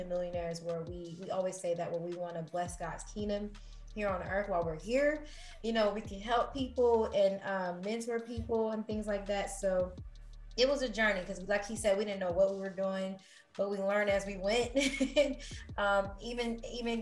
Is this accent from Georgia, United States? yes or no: yes; Georgia, United States; moved away; I'm from Georgia, you know, like I was just happy with just, you know, having a home. So humble beginnings